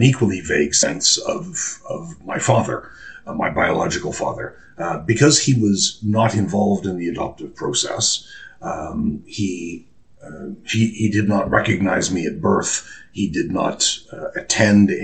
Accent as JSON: {"language": "English", "town": "Toronto", "region": "Ontario", "country": "Canada", "accent": "Canadian", "moved": "yes", "lives_now": "United Kingdom", "said": "my accent is not British. Canadian, if you please, not American"}